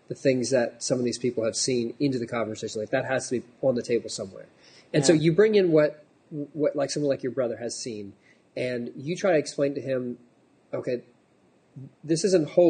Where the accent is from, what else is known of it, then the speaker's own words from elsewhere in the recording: United States; I'm an American